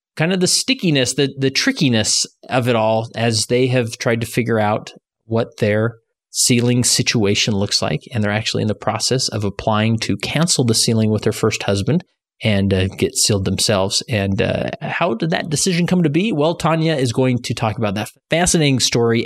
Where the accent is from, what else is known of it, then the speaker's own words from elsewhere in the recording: Holladay, Utah, United States; in Holiday, Utah, my hometown